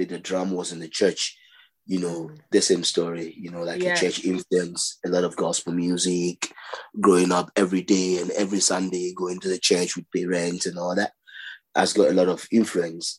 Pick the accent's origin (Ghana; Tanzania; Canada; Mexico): Ghana; also born or lived in Nigeria; I grew up also in Kwashibu.